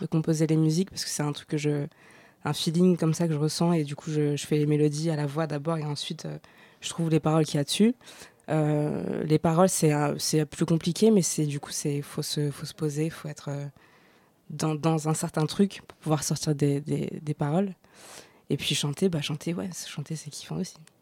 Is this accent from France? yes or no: yes; Noisy-le-Grand, Île-de-France, France; là où j'ai grandi, à Noisy-le-Grand